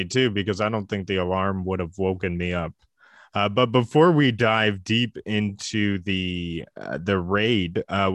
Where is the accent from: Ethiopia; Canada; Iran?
Canada; I'm a Canadian